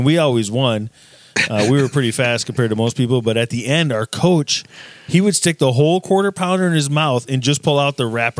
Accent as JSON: {"language": "English", "region": "South Dakota", "country": "United States", "tie": "born or raised there", "moved": "yes", "said": "growing up in South Dakota, I love spring because in South Dakota, it's like minus 20 degrees all the time in the winter."}